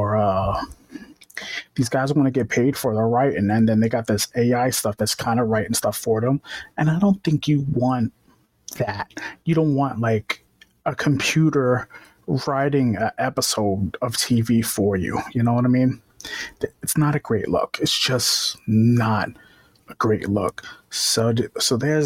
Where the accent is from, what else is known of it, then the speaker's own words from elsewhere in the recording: New York, United States; I'm from New York